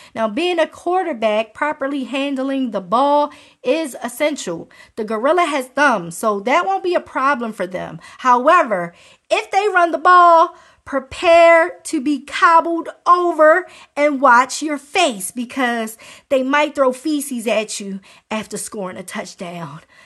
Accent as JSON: {"language": "English", "town": "Baltimore", "region": "Maryland", "country": "United States", "said": "I'm from Baltimore"}